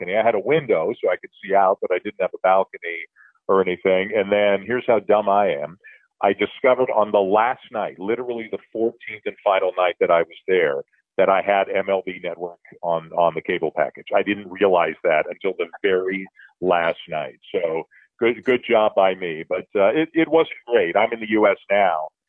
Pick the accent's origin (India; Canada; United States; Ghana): Canada; being Canadian